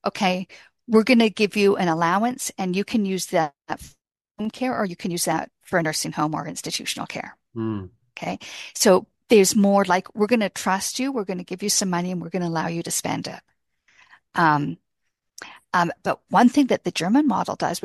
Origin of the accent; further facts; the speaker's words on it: Canada; I'm a Canadian